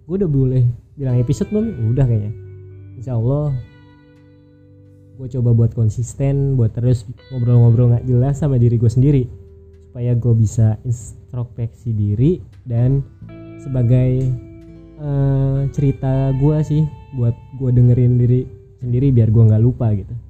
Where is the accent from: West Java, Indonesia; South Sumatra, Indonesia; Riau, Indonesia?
West Java, Indonesia; Bandung; born there; umur gue 26 tahun gue lahir di Bandung 7 Januari 1995